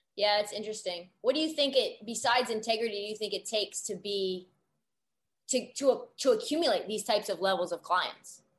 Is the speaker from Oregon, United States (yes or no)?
yes; Portland, Oregon, United States; moved away as an adult; now in Los Angeles, United States; I grew up in Portland, went to Oregon